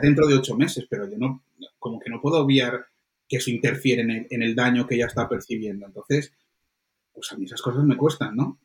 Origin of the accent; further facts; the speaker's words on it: Colombia; moved away; yo nací en Colombia